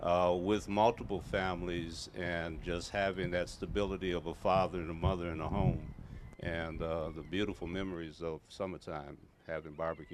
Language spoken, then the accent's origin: English; Milwaukee, Wisconsin, United States; But what I love about Milwaukee is that this is my hometown, and my 6 grandchildren reside here, and that is the joy of my life.